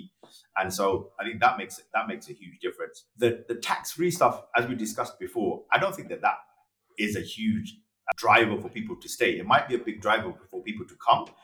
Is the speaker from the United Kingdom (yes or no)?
yes; London, United Kingdom; moved away; I grew up in London, which was pretty cosmopolitan and pretty diverse.